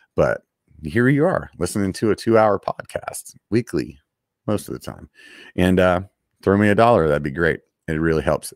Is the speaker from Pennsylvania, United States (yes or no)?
yes; Pennsylvania, United States; moved away; growing up back in Pennsylvania